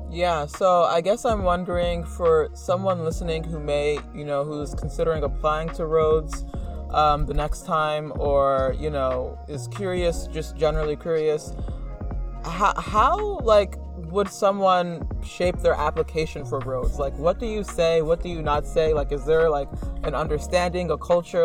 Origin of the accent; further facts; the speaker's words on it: United States; a Black American